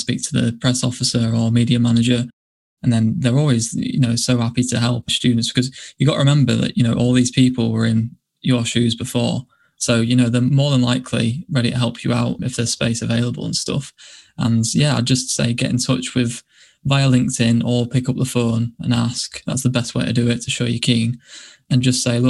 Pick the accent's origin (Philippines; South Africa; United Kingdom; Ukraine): United Kingdom; York, Yorkshire and the Humber; this is my hometown